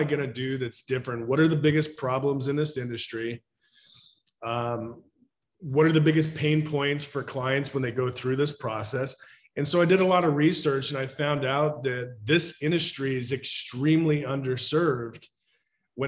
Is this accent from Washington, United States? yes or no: yes; Woodinville, Washington, United States; I grew up in Woodinville, went to Woodinville High School